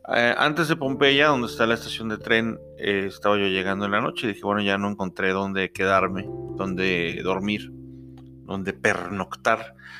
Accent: Mexico; de México, de México

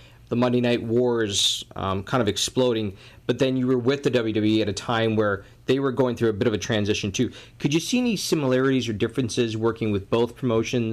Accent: Canada; I'm Canadian

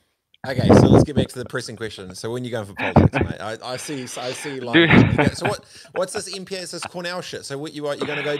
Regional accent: Fiji; also born or lived in New Zealand; because I was young, I was born in New Zealand, grew up in Fiji for a bit here and then traveled around.

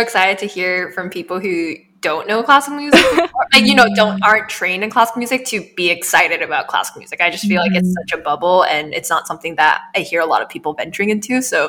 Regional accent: Bay Area, California, United States; born or raised there

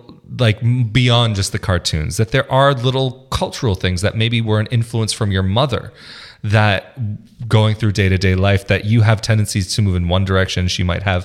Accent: United States; born there; I'm American kind of by default. It's like I was born there. My mother is American.

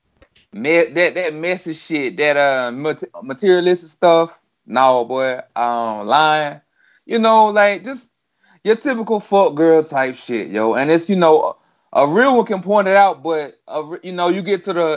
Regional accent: North Carolina, United States; from Talbert, North Carolina

